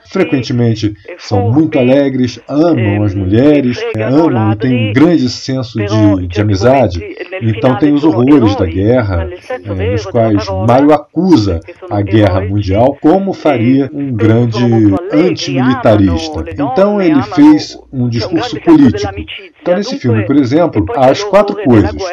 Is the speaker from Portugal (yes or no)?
no; Florence, Tuscany, Italy; A Toscana eh, que é a minha terra. Eu sou de Florença.